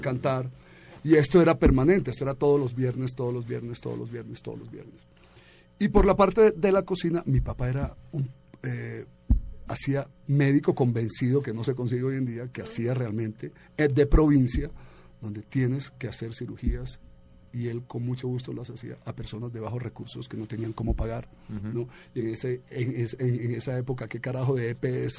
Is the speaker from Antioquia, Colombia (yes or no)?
no; Bogotá, Colombia; born or raised there; also born or lived in Medellín / New York